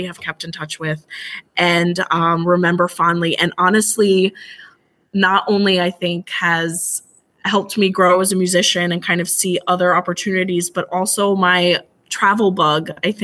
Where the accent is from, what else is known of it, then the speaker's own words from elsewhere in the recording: Mercer County, New Jersey, United States; moved away as an adult; now in Union County, United States; I live up here in Union County and I grew up down in Mercer County